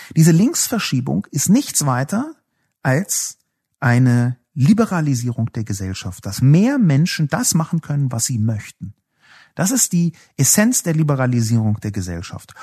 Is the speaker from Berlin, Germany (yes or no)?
yes; Berlin, Germany; ich bin ja selbst aus West-Berlin